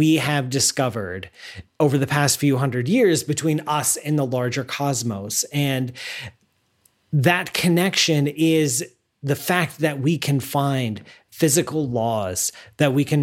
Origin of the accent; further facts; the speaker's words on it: the Midwestern part of the United States, United States; now in near New York City, United States; I grew up in the Midwestern part of the United States out in the middle of the cornfields